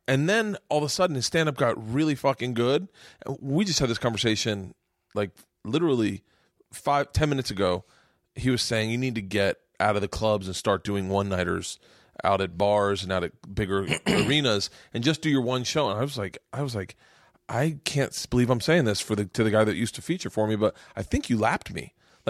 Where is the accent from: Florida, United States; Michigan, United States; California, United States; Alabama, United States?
Florida, United States; Tampa; Fucking Florida. Me and Segura both are Florida boys.